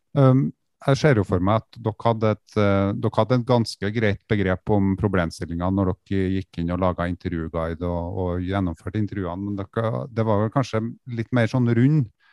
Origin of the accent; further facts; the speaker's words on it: the region of Ski Tour 2020, Trøndelag, Norway; accent: Trøndelag dialect; i regionen som dialekta mi kommer fra